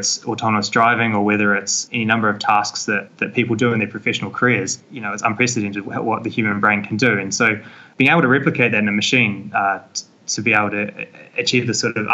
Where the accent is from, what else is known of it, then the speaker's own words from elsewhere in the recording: Christchurch, Canterbury, New Zealand; moved away as an adult; also born or lived in Auckland; now in Cambridge, United Kingdom; I grew up back in Christchurch